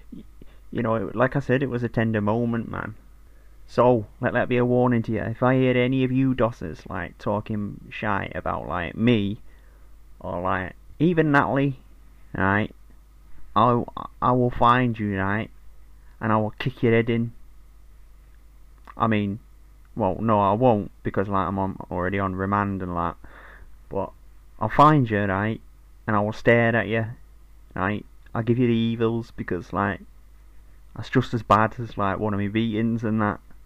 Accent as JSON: {"language": "English", "town": "Manchester", "region": "North West England", "country": "United Kingdom", "said": "You know, like, I know, like, I'm from Manchester and that, right?"}